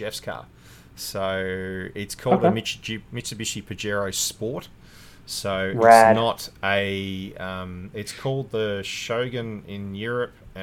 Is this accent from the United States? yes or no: no; Hobart, Tasmania, Australia; moved away as an adult; also born or lived in Melbourne; Growing up in Tassie